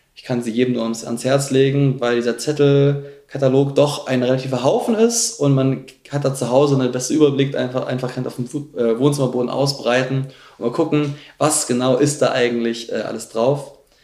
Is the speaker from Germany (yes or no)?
yes; Munich, Bavaria, Germany; Ich komme aus München.